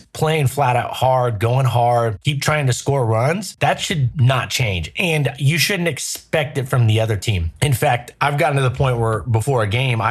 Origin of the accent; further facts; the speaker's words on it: Southern California, United States; I grew up in Southern California.